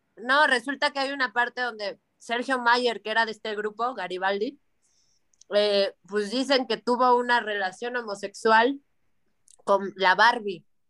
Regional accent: Mexico; yo como mexicana

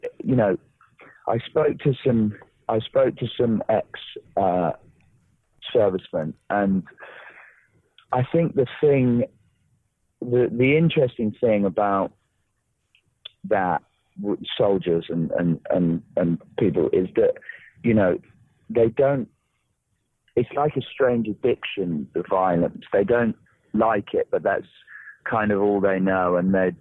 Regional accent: Norwich, East of England, United Kingdom; I was born in Norwich in Norfolk, which is in the east of England.

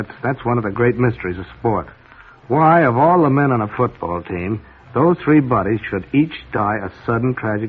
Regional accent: Scranton, Pennsylvania, United States; moved away; when I was a youngster growing up in Scranton, Pennsylvania, I began singing in a church choir

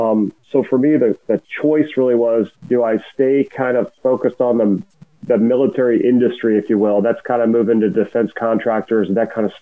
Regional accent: Ohio, United States; moved away as an adult; also born or lived in New York / Stuttgart, Germany; now in Columbia, United States; I'm actually from Ohio originally, and so is my wife, although we met when I was stationed in New York. She was in New York City and I was upstate New York. We met in New York at the time. But we both grew up in Ohio.

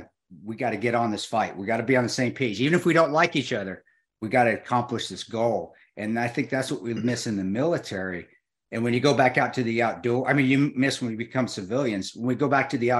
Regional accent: Delta, Colorado, United States; also born or lived in Alamosa, Colorado; growing up, you know, and being outside and living on the farm there in Delta in Western Colorado. But then even I was born in Alamosa

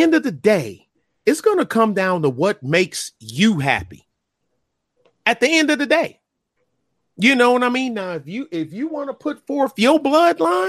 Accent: Michigan, United States; I'm from Michigan too

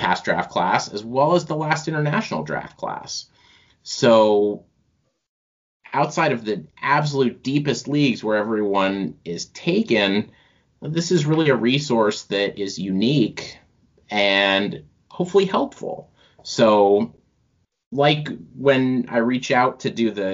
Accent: Massachusetts, United States; now in upstate New York, United States; I grew up in Massachusetts

